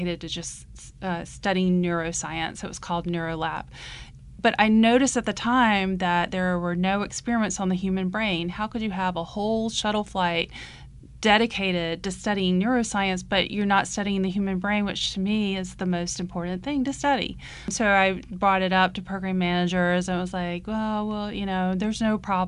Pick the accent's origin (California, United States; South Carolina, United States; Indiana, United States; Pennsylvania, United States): South Carolina, United States; Georgetown; I grew up in Georgetown, South Carolina, which is just up the road from here.